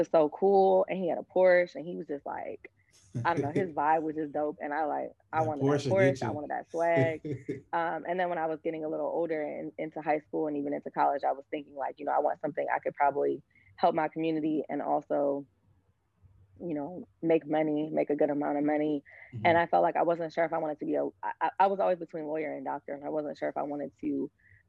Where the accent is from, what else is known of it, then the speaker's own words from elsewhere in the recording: Dearborn, Michigan, United States; also born or lived in Detroit; I was living in a city called Dearborn